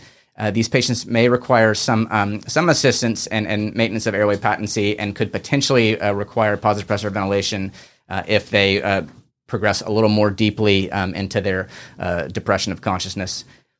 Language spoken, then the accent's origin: English; Charleston, South Carolina, United States; also born or lived in Birmingham; one of the pediatric emergency physicians here as well. I grew up here in Charleston, did my training at the University of Alabama, Birmingham